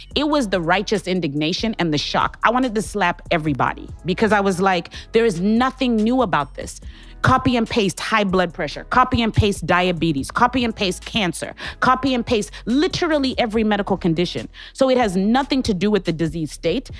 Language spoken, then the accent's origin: English; Harare, Zimbabwe; now in St. Louis, United States; I'm originally from Harare, Zimbabwe